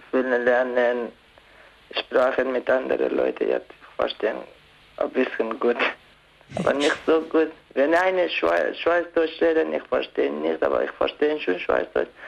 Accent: Pakistan; German is a second language; now in Switzerland; bin 18 Jahre alt. Ich komme aus Pakistan.

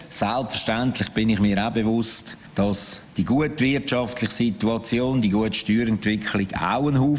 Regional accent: Ticino, Switzerland; Ich hoffe nicht, dass ich in Pole Position stehe, weil ich ein Tessiner.

